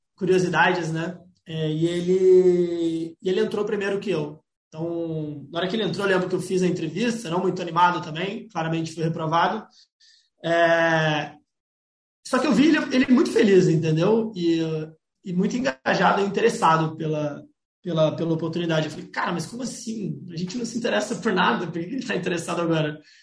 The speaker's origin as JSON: {"language": "Portuguese", "town": "Florianópolis", "region": "Santa Catarina", "country": "Brazil", "said": "Eu sou de Florianópolis, Santa Catarina."}